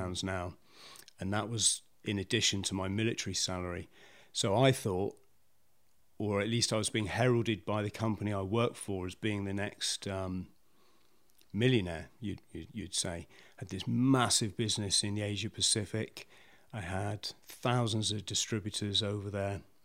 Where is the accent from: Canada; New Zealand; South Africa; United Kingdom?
United Kingdom; South West England; also born or lived in Bromley, London; Lived in the South West most of my most of my life